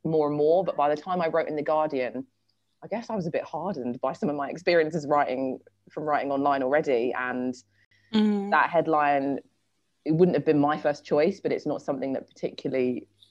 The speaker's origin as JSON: {"language": "English", "region": "London", "country": "United Kingdom", "tie": "born or raised there", "said": "we grew up in a very white suburb of London, Sutton, which is kind of near Croydon"}